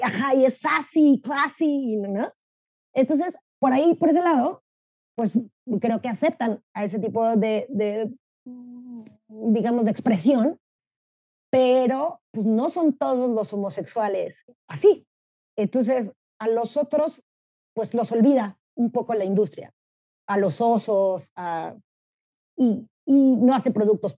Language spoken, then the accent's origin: Spanish; Mexico; soy mexicana